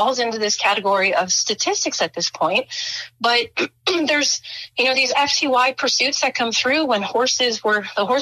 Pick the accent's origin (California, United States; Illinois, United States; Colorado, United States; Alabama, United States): Illinois, United States; Chicago; moved away; I'm actually from Chicago. So, I mean, born, raised, grew up in Chicago.